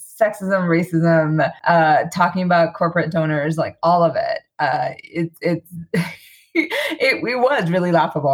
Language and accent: English; New York City, New York, United States; now in Glen Rock, New Jersey, United States; I grew up in New York City, actually, back in the day in Queens